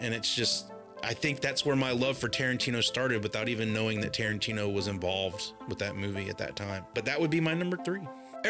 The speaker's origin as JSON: {"language": "English", "region": "the South", "country": "United States", "said": "I am from the South."}